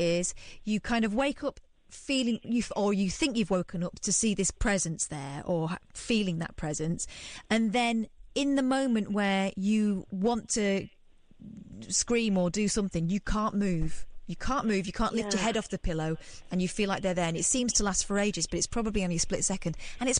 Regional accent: Manchester, North West England, United Kingdom; moved away; No, I'm not. I'm from Manchester.

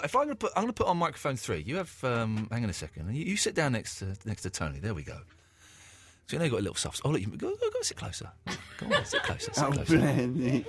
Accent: Slough, South East England, United Kingdom; I'm from Slough as well. We're both from Slough. We've got that Slough vibe.

